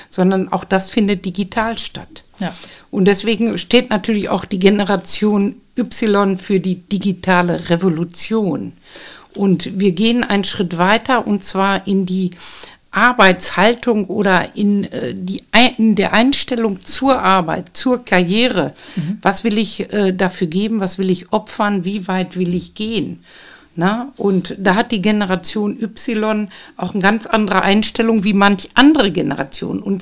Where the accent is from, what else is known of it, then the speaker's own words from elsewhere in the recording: North Rhine-Westphalia, Germany; wir sagen hier gerne, bei uns in Lippe Jäger und Sammler.